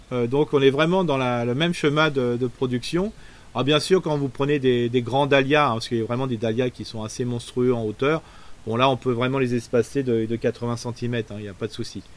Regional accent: Alsace, Grand Est, France; chez nous en Alsace

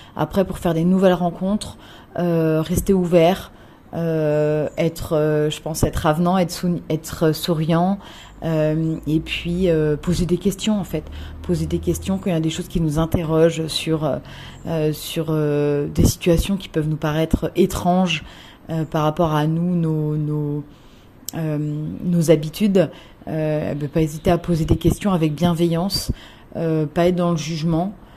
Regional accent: France; moved away as an adult; also born or lived in Australia / Philippines; now in Bangkok, Thailand; je suis rentrée en France pendant plus ou moins

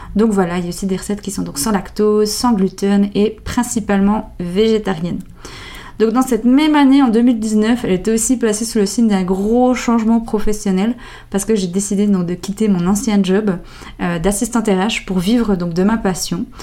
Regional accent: Jura, Switzerland; accent: Jura; mon bon vieil accent, il vient du Jura. Alors euh, oui, on a apparemment un bon accent. Euh, j'ai grandi dans un tout petit village en plein milieu de la nature

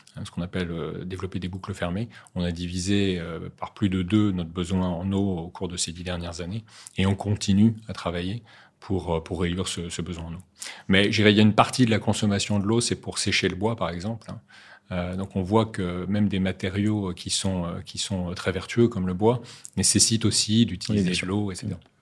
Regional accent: Saint-Malo, Brittany, France; moved away as an adult; also born or lived in Neuilly-sur-Seine / Paris / the Alps; à l'âge de 7 ans, je suis reparti en Bretagne. Enfin, plutôt, mes parents sont repartis en Bretagne à Saint-Malo pour être plus précis, où j'ai grandi

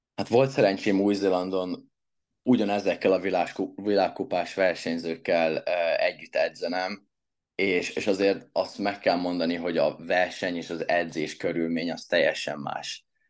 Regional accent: Hungary; magyar vagyok

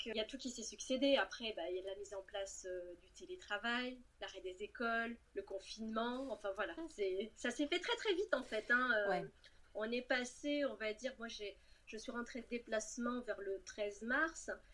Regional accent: Cannes, Provence-Alpes-Côte d'Azur, France; moved away as an adult; also born or lived in Lyon / Rouen; je suis née et domiciliée à Cannes

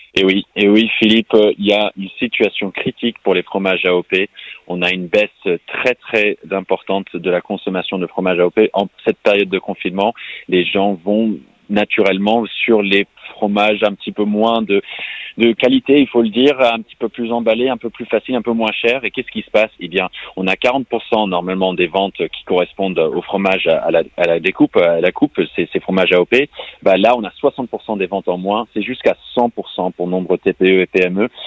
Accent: United States; French is a second language; also born or lived in New York, United States / San Francisco, United States; now in France; je, suis américain, j'ai grandi à New York, à San Francisco

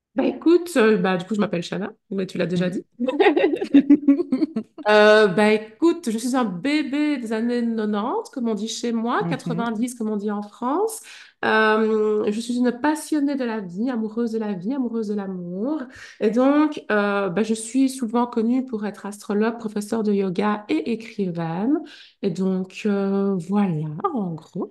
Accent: Liège, Wallonia, Belgium; also born or lived in Brussels / Huy; je suis partie vivre à Bruxelles parce que je suis liégeoise

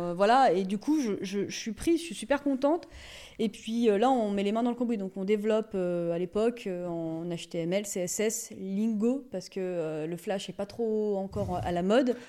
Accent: Ambilly, Auvergne-Rhône-Alpes, France; also born or lived in Grenoble / Lyon; je suis née à la frontière euh, suisse. J'ai grandi euh, à Ambi.

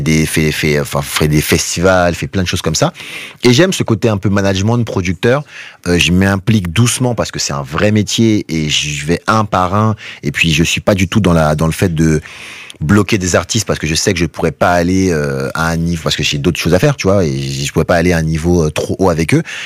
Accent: Guadeloupe; also born or lived in Paris; je suis de Guadeloupe, tu vois, à la base

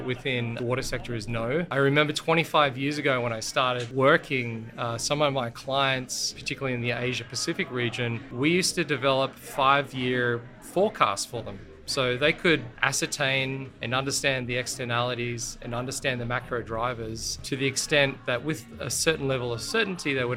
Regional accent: Australia; accent: Australian; I was born in Australia

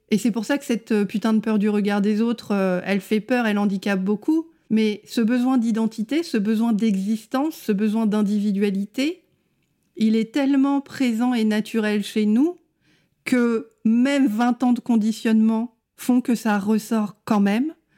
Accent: France

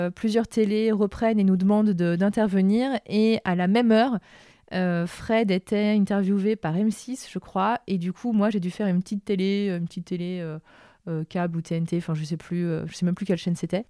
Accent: Lyon, Auvergne-Rhône-Alpes, France; je suis lyonnaise

